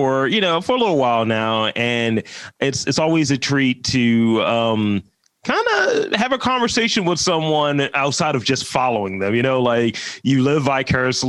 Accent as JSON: {"language": "English", "town": "Baltimore", "region": "Maryland", "country": "United States", "said": "I'm a Baltimore person"}